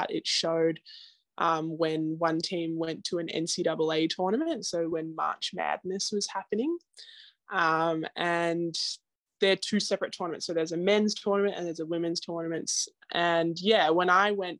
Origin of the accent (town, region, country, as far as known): Australia; moved away as an adult; now in United States